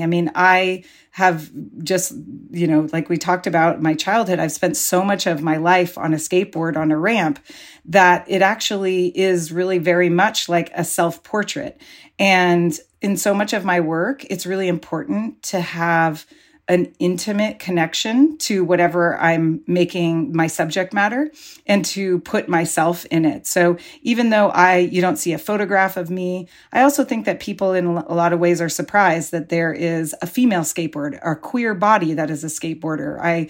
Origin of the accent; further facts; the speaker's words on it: Pacifica, California, United States; every Saturday when I was growing up in Pacifica, I would be like eagerly trying to get into the ocean